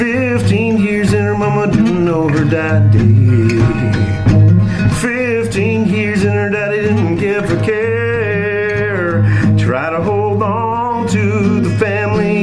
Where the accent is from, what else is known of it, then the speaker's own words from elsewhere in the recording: Ontario, Canada; also born or lived in Georgian Bay Area, Ontario; I grew up in a little farming town a little more south of here